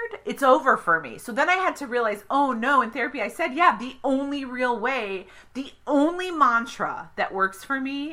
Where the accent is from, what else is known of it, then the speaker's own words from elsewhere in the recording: Evanston, Illinois, United States; I'm from Evanston